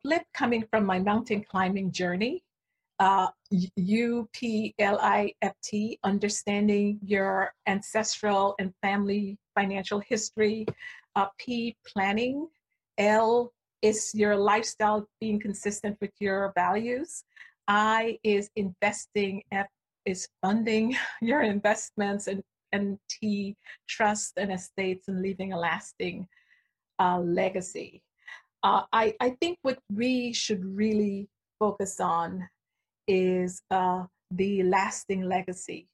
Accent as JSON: {"language": "English", "country": "Guyana", "tie": "born or raised there", "moved": "yes", "said": "I grew up in a small country. I was born in Guyana, South America"}